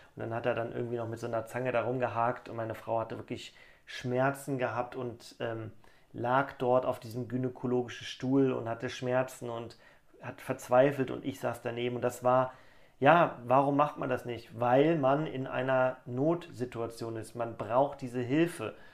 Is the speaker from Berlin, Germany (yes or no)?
no; Cologne, North Rhine-Westphalia, Germany; ich komme aus Köln